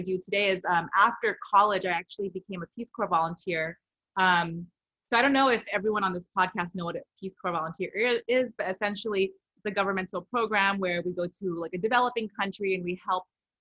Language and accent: English; Rowland Heights, California, United States; So I am originally from Southern California in a small town called Roland Heights. So I grew up primarily in a very Asian community